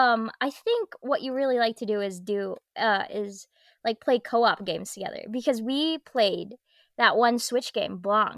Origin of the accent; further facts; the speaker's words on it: Philippines; moved away; growing up in the Philippines.